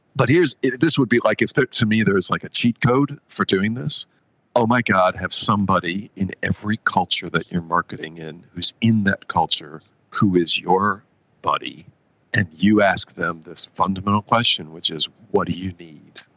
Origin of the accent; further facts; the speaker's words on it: United States; moved away as an adult; also born or lived in Tokyo / Nanjing / Mumbai; I grew up in America